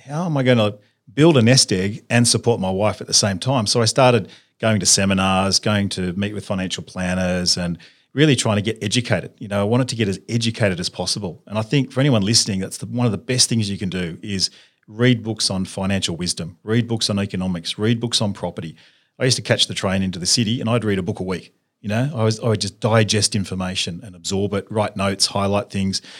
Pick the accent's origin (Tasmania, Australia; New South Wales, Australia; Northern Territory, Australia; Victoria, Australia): New South Wales, Australia; Sydney; I grew up in Sydney, uh, went to school at, went to a public high school